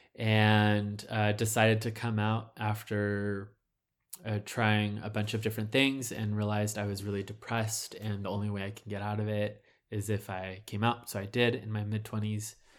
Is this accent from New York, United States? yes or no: no; Southern California, United States; I was born in Southern California